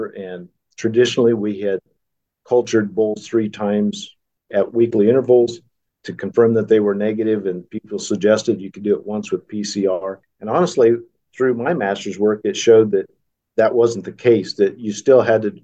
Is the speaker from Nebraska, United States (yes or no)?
yes; Arnold, Nebraska, United States; also born or lived in Kansas; I grew up in Arnold, Nebraska